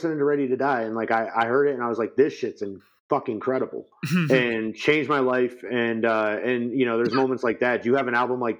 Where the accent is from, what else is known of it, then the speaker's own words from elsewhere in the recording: New York, United States; So I'm right underneath Albany.